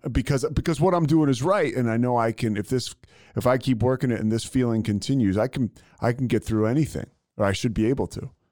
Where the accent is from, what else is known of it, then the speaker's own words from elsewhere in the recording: Philadelphia, Pennsylvania, United States; I grew up in Philadelphia, and I grew up, you know, uh, you know, in high school in the '90s